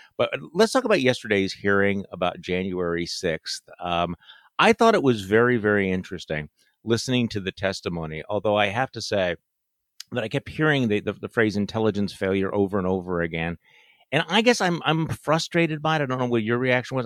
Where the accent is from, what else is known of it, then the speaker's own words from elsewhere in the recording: Wisconsin, United States; my home state senator, uh, the senior senator from the state of Wisconsin